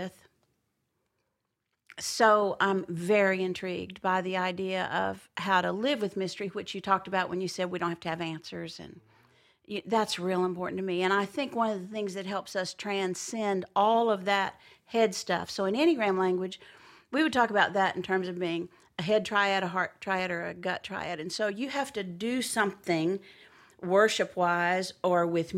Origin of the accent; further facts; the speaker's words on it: near Azle, Texas, United States; which is really close to where I'm from